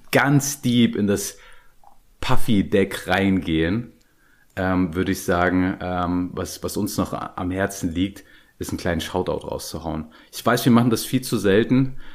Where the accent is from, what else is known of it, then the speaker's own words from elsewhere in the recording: Dresden, Saxony, Germany; born there; ihr, ihr hört es vielleicht nicht bei mir, aber ich bin geborener Dresdner und wenn ich so leichten sächsischen Akzent höre